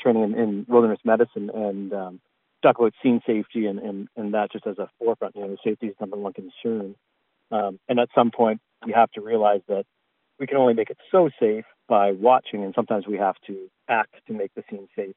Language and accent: English; Canada; I'm Canadian